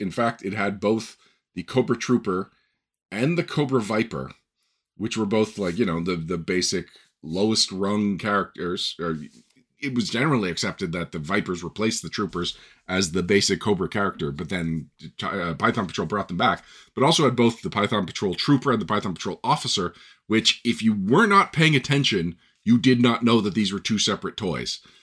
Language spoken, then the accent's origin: English; Canada; I'm Canadian